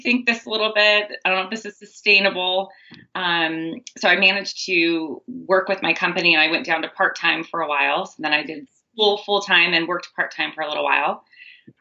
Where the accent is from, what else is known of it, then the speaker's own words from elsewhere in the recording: near Bastyr University, Washington, United States; I grew up near Bastyr University.